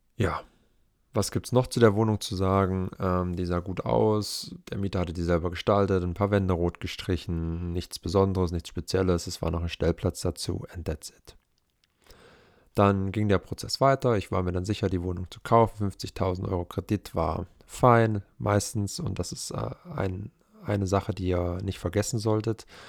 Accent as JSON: {"language": "German", "country": "Germany", "tie": "born or raised there", "moved": "yes", "lives_now": "Leipzig, Germany", "said": "in meiner wirklichen Heimatstadt, in einer Kleinstadt mit 18.000 Einwohnern"}